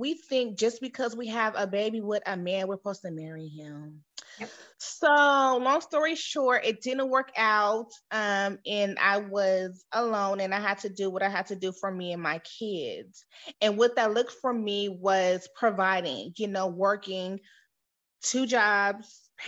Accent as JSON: {"language": "English", "town": "San Diego", "region": "California", "country": "United States", "moved": "yes", "lives_now": "Texas, United States", "said": "I'm originally from San Diego, California. I just resided in Texas."}